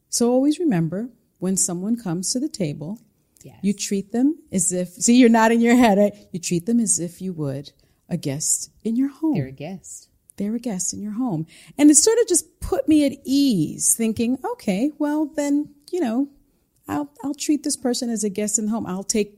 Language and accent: English; The Bronx, New York, United States; See, I'm from the Bronx.